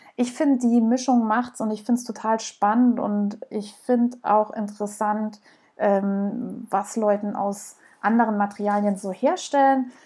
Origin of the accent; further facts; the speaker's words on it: Southern Germany, Germany; Ihr hört es sicherlich raus, ich komme aus Süddeutschland, ich versuche das so ein bisschen irgendwie netter auszudrücken, aber manchmal kommt es halt doch durch